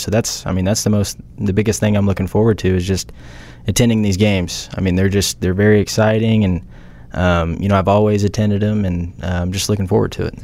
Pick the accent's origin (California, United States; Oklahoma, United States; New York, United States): Oklahoma, United States; Norman; I went to Norman North, Uh, played baseball there